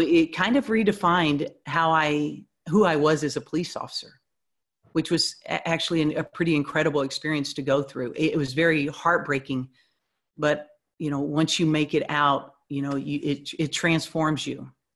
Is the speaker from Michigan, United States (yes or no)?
no; Houston, Texas, United States; moved away; I was born and raised in Houston, um, so that's where my my family they're they're all back there